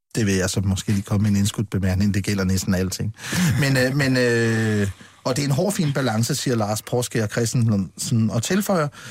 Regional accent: Funen, Southern Denmark, Denmark; jeg kommer fra Fyn

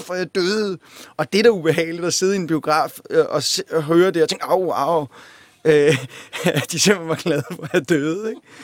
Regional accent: Copenhagen, Capital Region of Denmark, Denmark; Jeg voksede op på Amager.

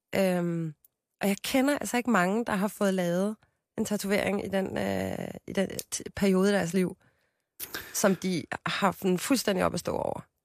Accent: Copenhagen, Capital Region of Denmark, Denmark; also born or lived in Amager; jeg er fra Christianshavn, og folk siger fra Amager, så jeg er 27 år fra Amager

